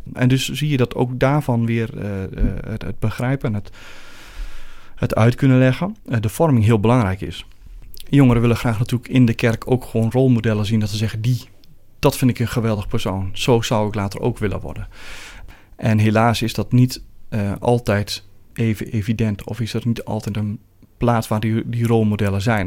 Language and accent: Dutch; Netherlands; moved away as an adult; now in Belgium; Zoals iedereen kan horen kom ik niet uit Amsterdam, maar meer uit het Renteland. Daar ben ik geboren en getogen